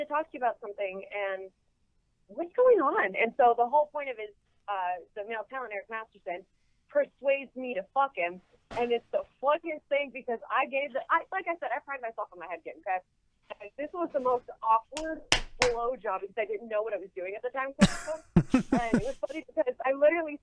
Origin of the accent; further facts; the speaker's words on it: El Centro, California, United States; El Centro, California, which is right on the border of Mexico